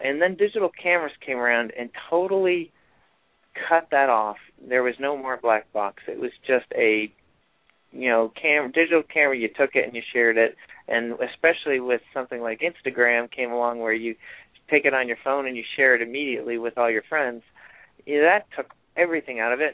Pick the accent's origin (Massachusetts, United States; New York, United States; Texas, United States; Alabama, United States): New York, United States; Rochester; growing up in Rochester, New York, where I grew up